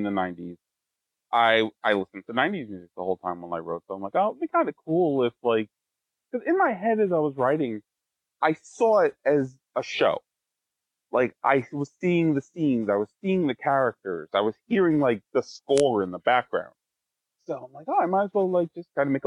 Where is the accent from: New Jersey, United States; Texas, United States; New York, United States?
New York, United States; Wallkill; born or raised there; also born or lived in Plattekill, New York